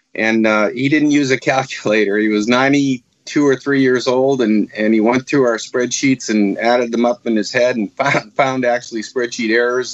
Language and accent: English; Marblehead, Massachusetts, United States; moved away as an adult; also born or lived in South Florida; I grew up in Marblehead, Massachusetts